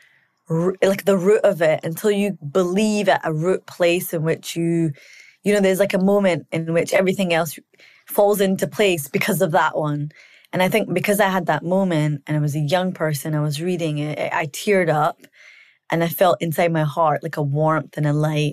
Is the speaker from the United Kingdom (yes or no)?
yes; Scotland, United Kingdom; I grew up in Scotland.